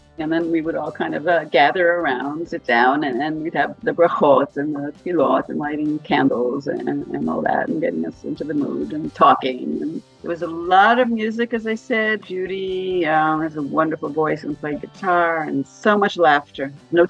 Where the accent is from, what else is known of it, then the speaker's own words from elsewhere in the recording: New York, United States; moved away as an adult; now in Israel; For example, growing up in Manhattan, I had never built a sukkah.